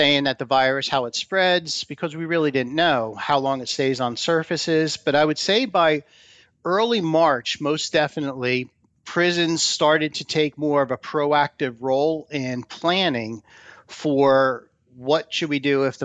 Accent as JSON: {"language": "English", "region": "New Jersey", "country": "United States", "tie": "born or raised there", "moved": "as an adult", "said": "went back to my home state of New Jersey"}